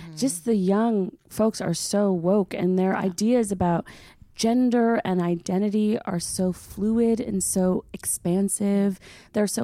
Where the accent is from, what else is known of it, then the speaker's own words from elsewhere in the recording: Los Angeles, California, United States; I grew up in Los Angeles and, you know, my dad grew up in West Adams.